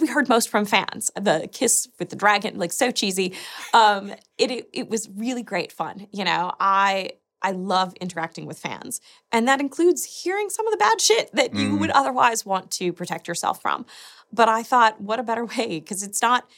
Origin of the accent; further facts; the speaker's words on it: United States; being American, I knew that was a lot of my people